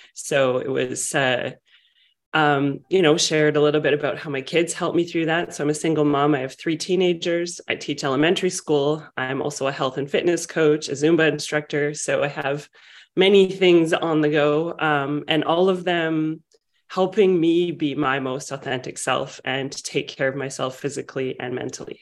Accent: Vancouver, British Columbia, Canada; I'm from Vancouver, British Columbia

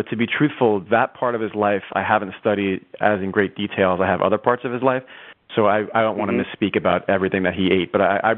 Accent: United States; As an American

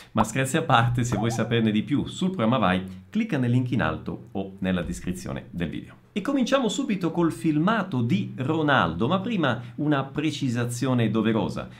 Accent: Italy; accent: Italian; Io magari parlo in portoghese e si sente la mia origine italiana, il mio accento un po' italiano

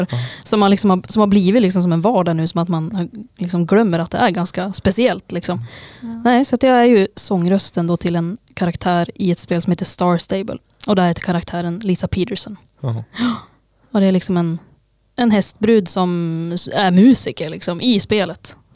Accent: Österfärnebo, Gävleborg County, Sweden; also born or lived in Sandviken; Ja, alltså jag har ju bott i Sandviken i tio år. Sen är jag från Österfärnebo. Och det är ju en liten by utanför.

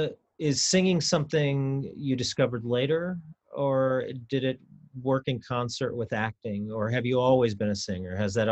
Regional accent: Kansas City, United States; I'm from Kansas City.

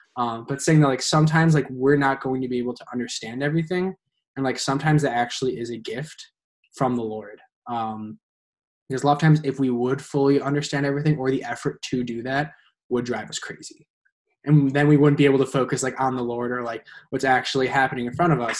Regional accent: Naperville, Illinois, United States; I hail from Naperville, Illinois, um, which is a far western suburb of Chicago

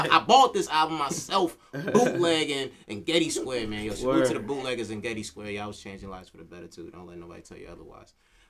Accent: Yonkers, New York, United States; I remember 7 years old growing up in Yonkers on the South Side

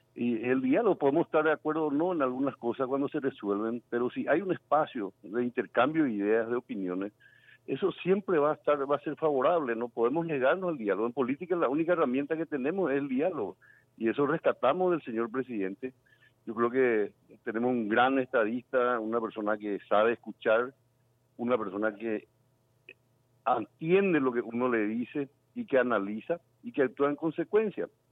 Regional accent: Paraguay; como paraguayo

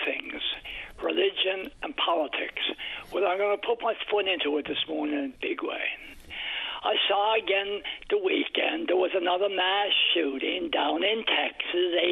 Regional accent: Canada; I'm a Canadian

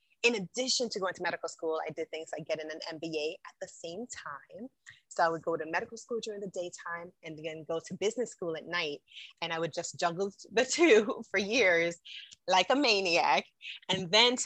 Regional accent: Jamaica; moved away; also born or lived in New York, United States; I am a Jamaican by birth. I was born and raised in the island of Jamaica. So I grew up as a young girl there. I migrated to the United States, to New York

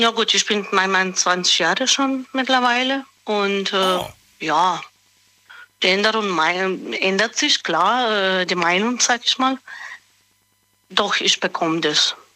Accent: Böhl-Iggelheim, Rhineland-Palatinate, Germany; Böll-Egelheim. Ah, das in der Nähe von Speyer.

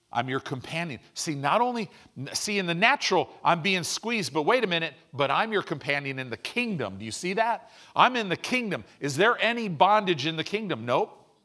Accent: United States; we're American Christians.

